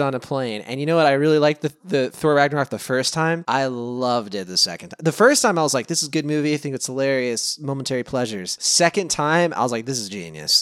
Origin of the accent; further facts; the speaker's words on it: Lynchburg, Virginia, United States; moved away as an adult; now in California, United States; where I grew up in Lynchburg.